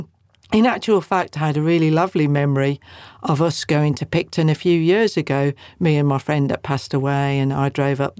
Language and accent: English; Welsh, Wales, United Kingdom; we're Welsh